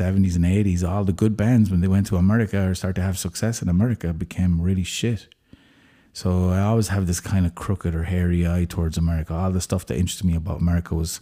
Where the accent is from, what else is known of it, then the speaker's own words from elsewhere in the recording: Limerick, Munster, Ireland; moved away; also born or lived in San Francisco; I come from Limerick